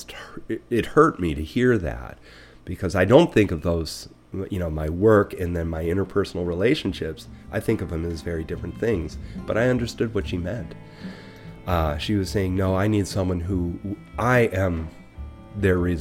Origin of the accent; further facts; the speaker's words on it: Buffalo, New York, United States; now in Lincoln, Vermont, United States; I grew up in Buffalo